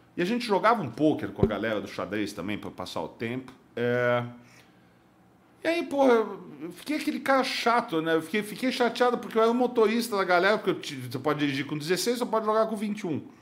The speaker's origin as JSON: {"language": "Portuguese", "region": "São Paulo", "country": "Brazil", "tie": "born or raised there", "said": "Eu fui nascido em São Paulo, nasci em São Paulo em 1978"}